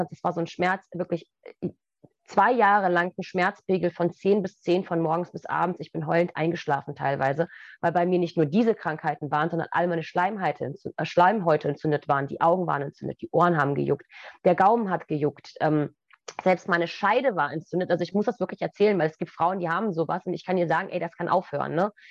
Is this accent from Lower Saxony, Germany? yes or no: yes; Goslar, Lower Saxony, Germany; Der deutsche Harz, also ich bin in Goslar groß geworden dann